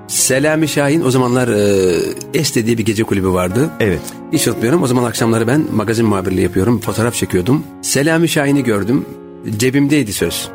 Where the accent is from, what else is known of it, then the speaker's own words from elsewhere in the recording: Istanbul, Turkey; also born or lived in Erzincan; Ben 7 aylıkken İstanbul'a gelmişim.